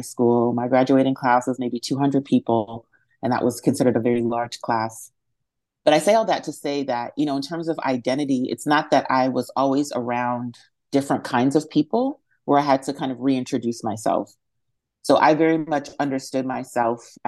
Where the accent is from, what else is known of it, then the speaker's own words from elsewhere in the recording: Western Massachusetts, United States; I was born and raised in Western Massachusetts